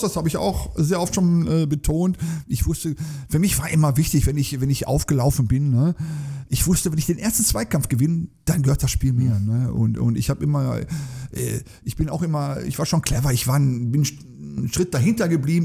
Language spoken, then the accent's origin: German; Duisburg, North Rhine-Westphalia, Germany; Äh, das ist meine Heimatstadt. Ich komme aus Duisburg-Beckerwerth